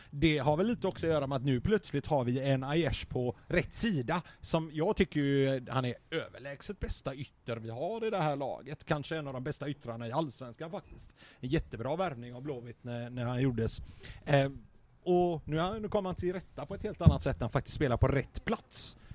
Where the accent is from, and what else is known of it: Götene, Västra Götaland, Sweden